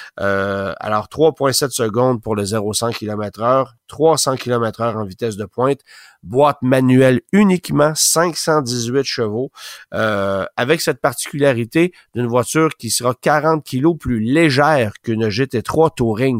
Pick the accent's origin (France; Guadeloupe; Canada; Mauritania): Canada; chez nous au Canada